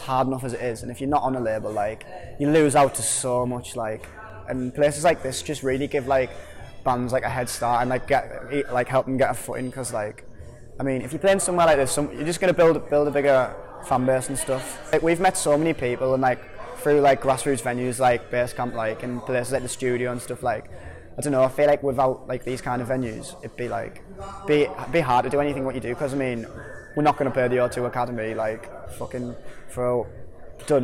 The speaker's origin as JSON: {"language": "English", "town": "Hartlepool", "region": "North East England", "country": "United Kingdom", "said": "from …, and we're a band from Hartlepool"}